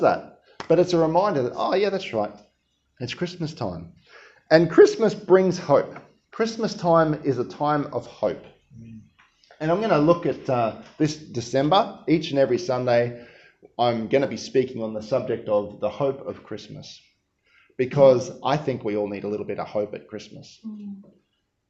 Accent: Queensland, Australia; I'm from Queensland

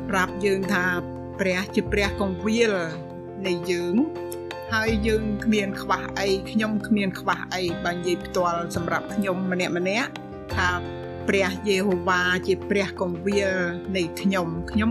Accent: Cambodia; also born or lived in Thailand (refugee camp); now in United States

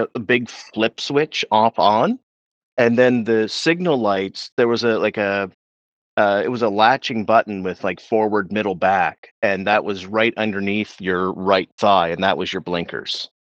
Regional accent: Pictou County, Nova Scotia, Canada; I grew up in Pictou County

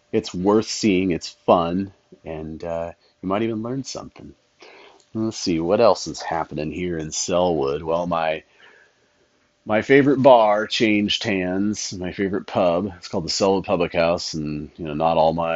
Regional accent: Medford, Oregon, United States; when I was growing up in Medford

